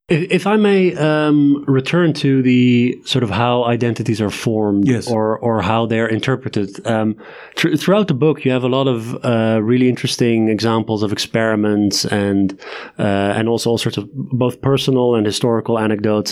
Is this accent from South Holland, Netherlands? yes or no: yes; Leiden, South Holland, Netherlands; now in Amsterdam, Netherlands; I'm from Leiden, which is a, which is a town